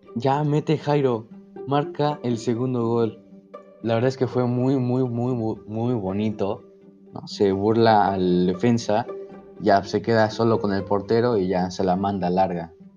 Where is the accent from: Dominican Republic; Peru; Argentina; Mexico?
Mexico